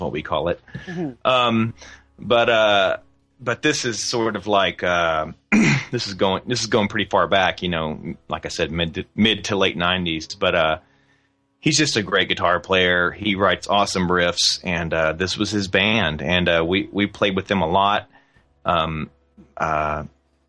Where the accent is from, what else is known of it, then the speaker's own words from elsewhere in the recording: Fort Smith, Arkansas, United States; I'm really proud of my hometown, Fort Smith, Arkansas